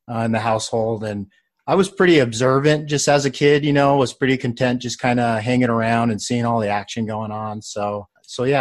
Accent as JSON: {"language": "English", "town": "Mesa", "region": "Arizona", "country": "United States", "also_born_or_lived": "Gilbert, Arizona", "said": "So I am from Mesa, Arizona. So very close to the Gilbert area where we currently live."}